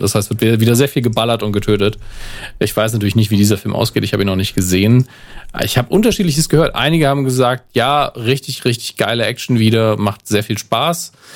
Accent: Germany; Da bin ich auch ein Deutscher

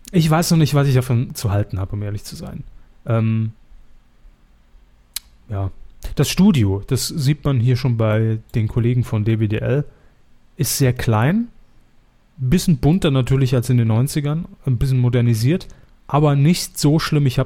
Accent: Saarland, Germany; wo man natürlich sofort merkt, als Saarländer

